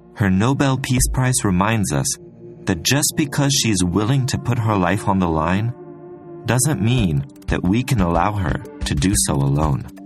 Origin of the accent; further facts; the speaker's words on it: Switzerland; I grew up in Switzerland, which is pretty famous for its neutrality